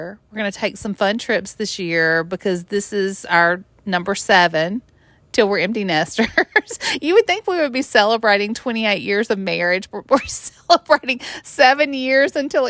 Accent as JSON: {"language": "English", "region": "Mississippi", "country": "United States", "tie": "born or raised there", "said": "I grew up in the Mississippi Delta, on the river, just living on the lake."}